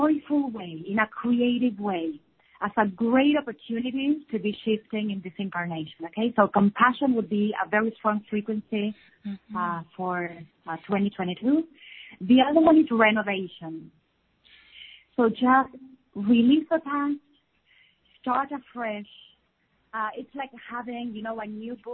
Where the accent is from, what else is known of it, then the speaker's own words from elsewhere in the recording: Argentina; now in Samaná, Dominican Republic; we are from Argentina, and our mission moved us to Samaná, Dominican Republic.